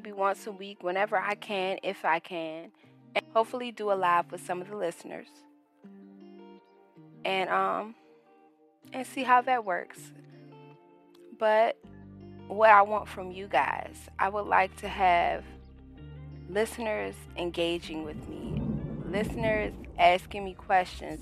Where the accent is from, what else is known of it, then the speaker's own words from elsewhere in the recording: Washington, District of Columbia, United States; now in South Carolina, United States; I'm originally from Washington, D.C., but I now reside in South Carolina.